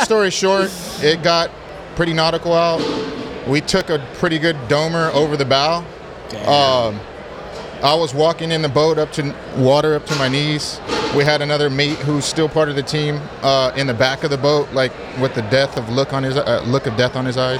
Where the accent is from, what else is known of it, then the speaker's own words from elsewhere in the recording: Pasadena, California, United States; also born or lived in Rialto, California; I grew up in Pasadena